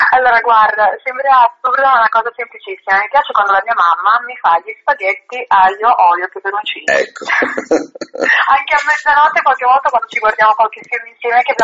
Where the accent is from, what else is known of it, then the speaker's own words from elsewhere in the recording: a small town near Vesuvius, Campania, Italy; first language Italian; moved away; ho avuto origini molto semplici in un paese molto piccolo all'ombra del Vesuvio e per anni io ho amato tantissimo il mio paese.